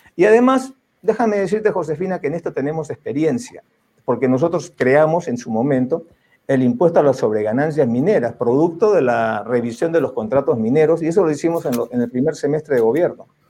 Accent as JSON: {"language": "Spanish", "country": "Peru", "said": "como peruanos"}